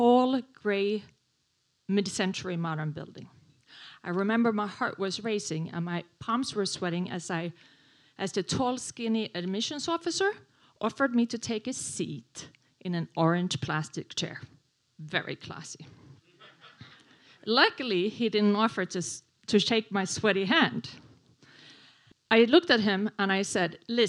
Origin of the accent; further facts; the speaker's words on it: Sweden; English is a second language; moved away as an adult; now in New York City, United States; I moved to New York from Sweden in 1994